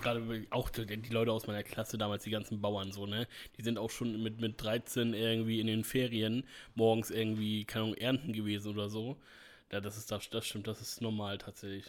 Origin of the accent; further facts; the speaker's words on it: Northern Germany, Germany; ich bin durchweg Norddeutscher und da bin ich auch stolz drauf